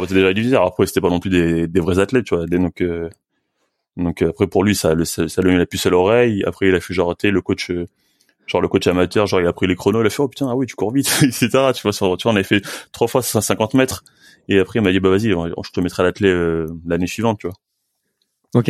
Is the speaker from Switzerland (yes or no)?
no; France; je suis français, je suis pas, suis pas brésilien